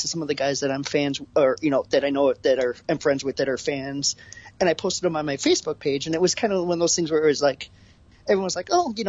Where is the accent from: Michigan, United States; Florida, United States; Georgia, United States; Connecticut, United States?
Michigan, United States; Detroit; 23 was neat to go to because it was obviously my hometown.